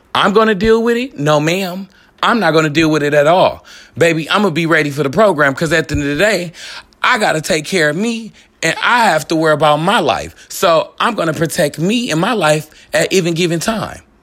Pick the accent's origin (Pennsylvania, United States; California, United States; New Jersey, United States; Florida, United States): California, United States; Richmond; I was born and raised in Richmond, California.